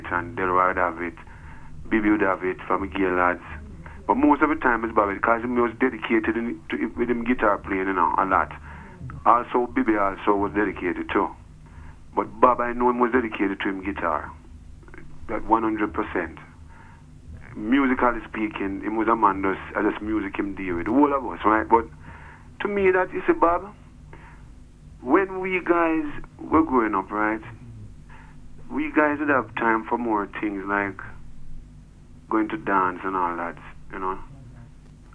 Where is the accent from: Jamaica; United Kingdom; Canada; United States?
Jamaica; Kingston; the whole of us grew up in the same area. That's a battle line. I'm from Denhamtown, I'm from Trenchtown